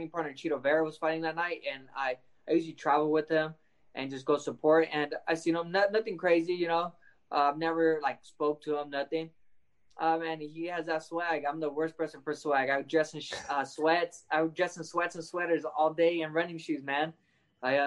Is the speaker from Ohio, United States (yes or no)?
no; Lemoore, California, United States; representing Lemoore, the first person to make it from my hometown